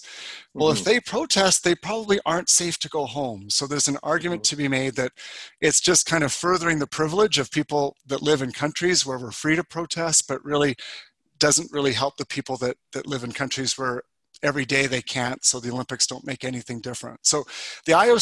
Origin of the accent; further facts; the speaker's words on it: Calgary, Alberta, Canada; I grew up in Calgary, Alberta